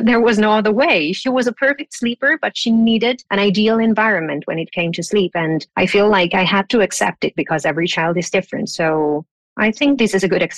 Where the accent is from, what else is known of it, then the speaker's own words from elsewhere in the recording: Italy; moved away; I was raised in Italy